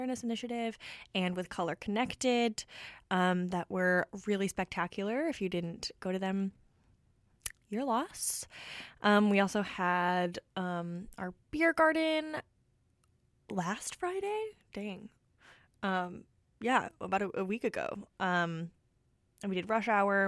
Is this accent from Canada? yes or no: yes; Toronto, Ontario, Canada; now in Vancouver, Canada; I'm from Toronto